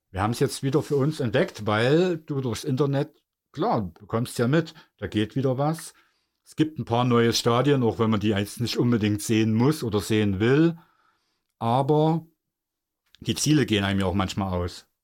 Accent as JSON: {"language": "German", "country": "Germany", "said": "als Deutsche"}